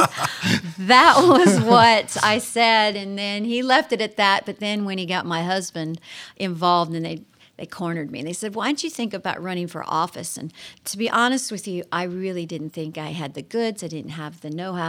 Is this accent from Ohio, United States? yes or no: yes; Mansfield, Ohio, United States; also born or lived in Texas / Nashville area; now in Lancaster, United States; I was born and raised in Mansfield, Ohio